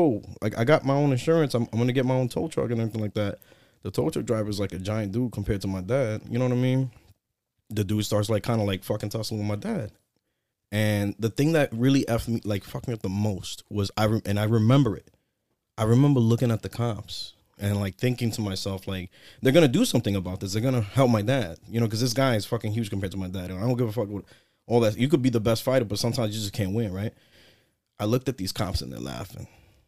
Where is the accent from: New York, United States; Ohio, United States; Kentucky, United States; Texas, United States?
New York, United States; New York City; So, I am from the South Bronx. Nice. My parents raised me there. I was born in Lincoln Hospital. I spent like the first, 17 years of my life there.